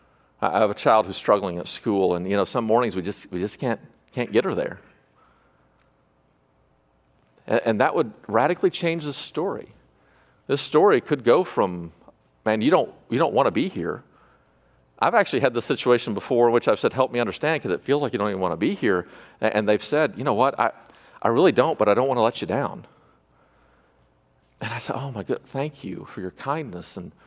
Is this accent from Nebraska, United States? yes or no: no; California, United States; I don't know anything. I'm from California.